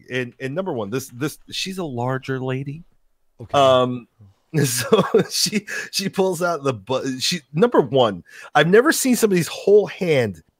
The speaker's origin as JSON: {"language": "English", "town": "Jacksonville", "region": "Florida", "country": "United States", "said": "I had said, \" … I'm from Jacksonville, Florida,\""}